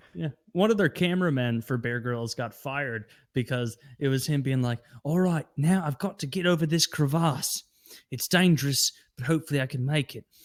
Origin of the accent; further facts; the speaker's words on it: Midwest, United States; I grew up in the Midwest.